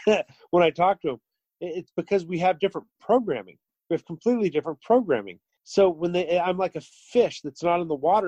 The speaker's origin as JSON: {"language": "English", "town": "Portland", "region": "Oregon", "country": "United States", "tie": "born or raised there", "said": "born and raised in Portland, like myself"}